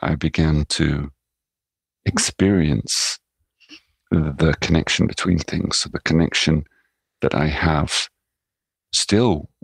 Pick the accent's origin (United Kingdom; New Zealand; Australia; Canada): United Kingdom; England; also born or lived in Netherlands / New York, United States; now in Japan; as someone growing up in England or having lived in Holland or even lived in New York as a child or even as a young man